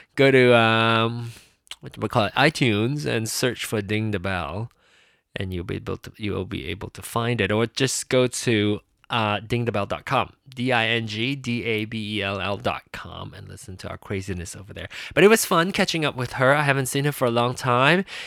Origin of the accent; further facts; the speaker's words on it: Penang, Malaysia; moved away; Penang, my hometown, and, uh, Malaysia, the country of birth of mine, the country that I grew up